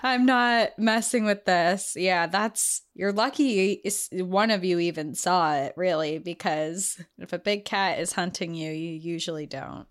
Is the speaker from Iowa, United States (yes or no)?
no; New Hampshire, United States; our home state of New Hampshire